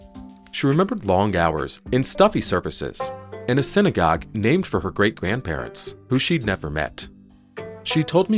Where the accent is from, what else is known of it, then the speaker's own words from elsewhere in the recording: the South, United States; I grew up in the South, with an 8-foot-tall menorah planted in my front yard.